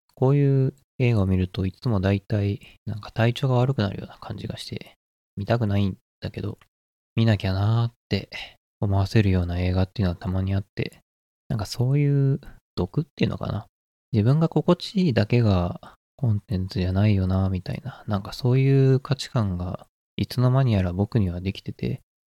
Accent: Nagoya, Aichi, Japan; 僕は名古屋出身なんだけど

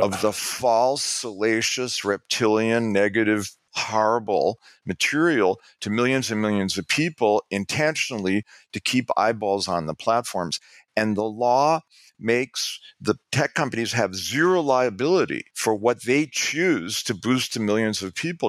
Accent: New York, United States; I'm from New York

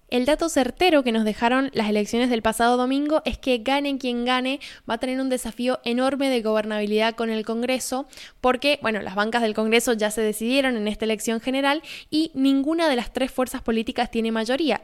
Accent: Argentina; haciendo periodismo desde Argentina

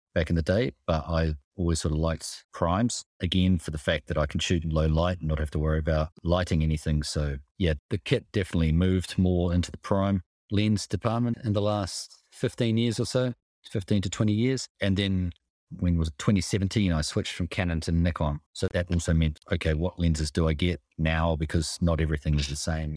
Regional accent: Hawke's Bay, New Zealand; now in Switzerland; I do miss the sea growing up in New Zealand, Hawke's Bay

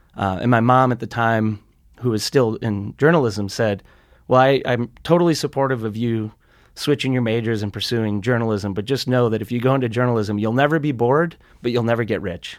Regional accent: Sturgeon Bay, Wisconsin, United States; also born or lived in Great Falls, Montana; now in Montana, United States; I grew up in a little resort community. Actually, it was kind of a blue collar, um, shipbuilding community when I was a kid. It's called Sturgeon Bay, Wisconsin

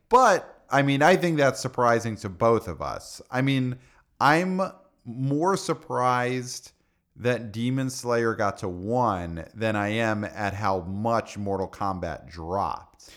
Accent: New York City, New York, United States; as a son of Brooklyn

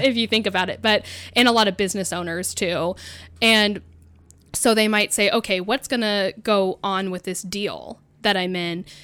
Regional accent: Mount Hood, Oregon, United States; I grew up on Mount Hood

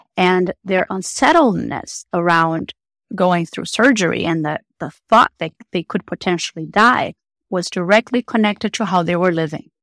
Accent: Brazil; moved away as an adult; I am originally from Brazil

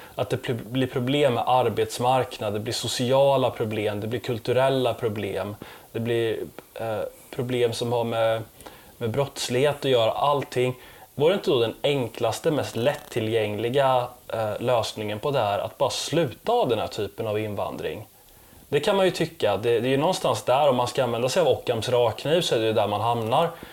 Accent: Sweden; som svensk

